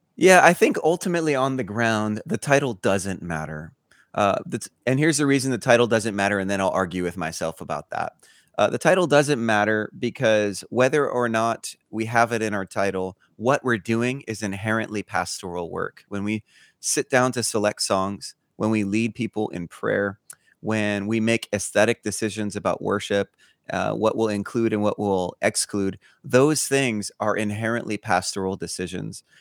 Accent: Honolulu, Hawaii, United States; moved away as an adult; also born or lived in Los Angeles / Denver / Fort Lauderdale; now in Birmingham, United States; I grew up in Hawaii, in Honolulu, Hawaii, till I graduated high school

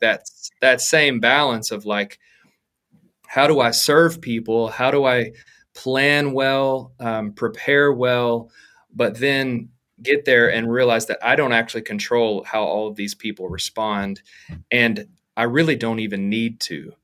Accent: Arkansas, United States; moved away as an adult; now in Dallas, United States; I'm from Arkansas originally and have been there, honestly, my whole life until this point

